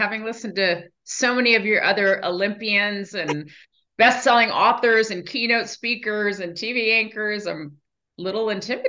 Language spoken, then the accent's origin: English; Iran; born there; I'm the oldest of four girls. I was born actually in Iran.